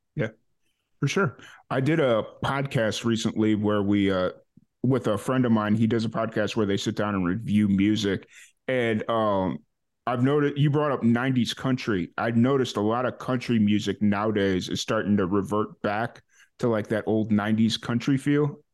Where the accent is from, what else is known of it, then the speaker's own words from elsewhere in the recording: Chicago, Illinois, United States; I grew up in Chicago